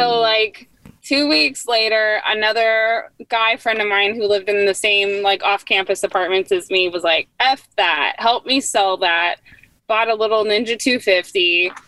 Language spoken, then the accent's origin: English; Northern California, United States; also born or lived in San Diego; I grew up uh, in Northern California